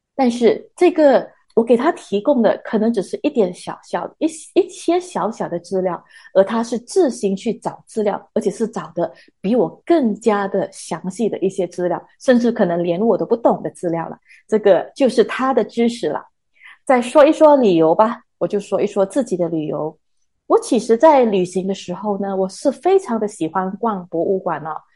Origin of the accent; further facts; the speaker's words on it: Malaysia; 我们大马